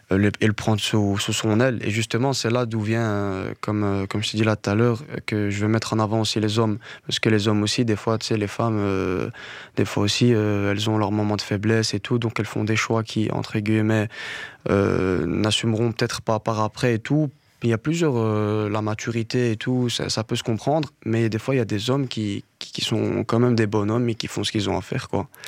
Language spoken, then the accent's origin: French; Morocco; il faut savoir que je suis berbère du Maroc, berbère. Et euh, j'écoutais énormément de chansons riff.